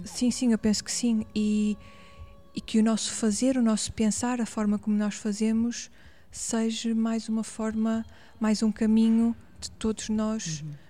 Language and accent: Portuguese; Paços de Ferreira, Norte, Portugal; accent: northern; also born or lived in Porto; now in Lisbon, Portugal; sinto que sou do Norte e ah, as pessoas que me conhecem cá no Sul identificam muito com características hum. do Norte, com palavras, com expressões